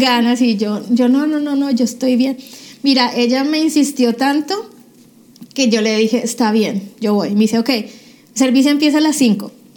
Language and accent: Spanish; Cali, Valle del Cauca, Colombia; moved away as an adult; now in United States; yo eh, nací en Cali, Colombia, hace ya 42 años